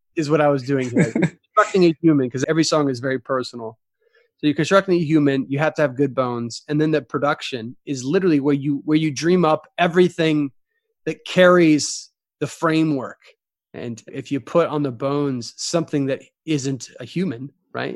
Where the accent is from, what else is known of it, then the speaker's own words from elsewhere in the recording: Texas, United States; moved away as an adult; now in Nashville, United States; I grew up in Texas and now I live in Nashville